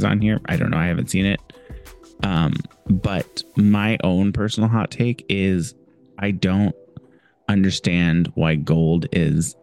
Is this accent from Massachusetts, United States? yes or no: no; Indiana, United States; also born or lived in California / Northeast US; now in Northeast, United States; I am originally from Indiana, lived in California for 2 years, and now live in the... on the East Coast in the Northeast